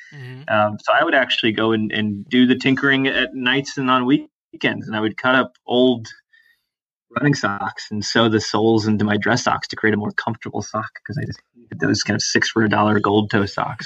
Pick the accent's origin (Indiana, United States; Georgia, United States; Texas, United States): Georgia, United States; Atlanta; now in Boston, United States; grew up very much, you know, in the suburbs of Atlanta